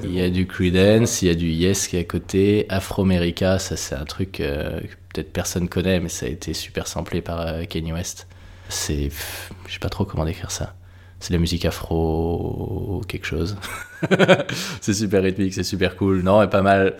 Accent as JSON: {"language": "French", "region": "Brittany", "country": "France", "tie": "born or raised there", "said": "je suis né et que j'ai grandi en Bretagne"}